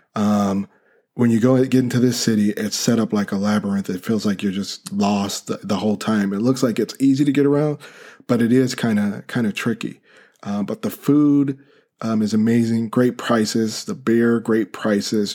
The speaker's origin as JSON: {"language": "English", "country": "United States", "said": "I'm from the Western Hemisphere, uh, in the U S"}